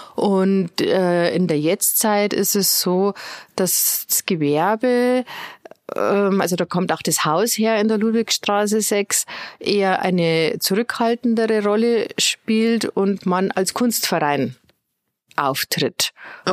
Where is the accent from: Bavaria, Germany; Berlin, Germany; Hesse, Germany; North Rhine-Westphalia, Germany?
Bavaria, Germany; Straubing; moved away as an adult; now in Regensburg, Germany; Ich komme nicht so weit her aus Straubing. Äh, dort habe ich meine Schulzeit verbracht